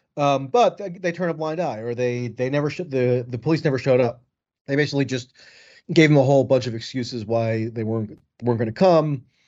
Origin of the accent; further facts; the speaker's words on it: United States; I'm an American with, with an American passport